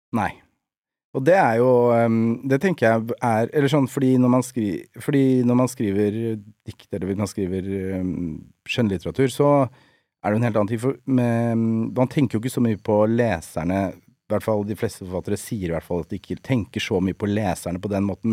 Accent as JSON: {"language": "Norwegian", "town": "Nesodden", "region": "Akershus", "country": "Norway", "tie": "born or raised there", "said": "jeg er oppvokst på Nesodden"}